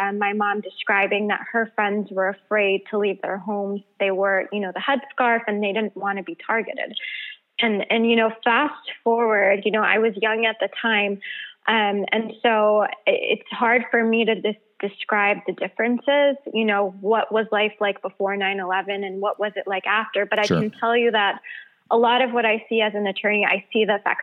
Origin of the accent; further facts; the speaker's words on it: Michigan, United States; I actually grew up in Michigan.